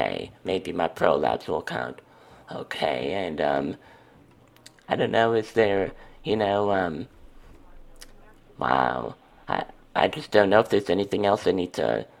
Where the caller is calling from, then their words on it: Wisconsin, United States; From Wisconsin.